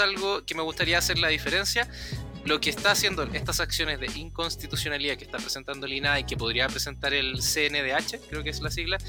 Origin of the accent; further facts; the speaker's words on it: Chile; accent: Chilean; hablo como chileno rápido